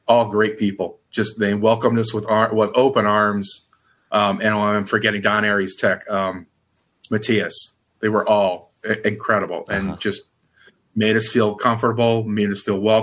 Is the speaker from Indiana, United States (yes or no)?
yes; Indiana, United States; moved away as an adult; also born or lived in Chicago; where I grew up in Indiana